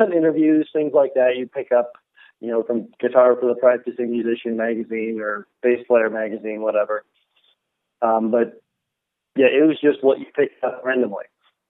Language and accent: English; Buffalo, New York, United States; I'm from Buffalo. That's where I grew up.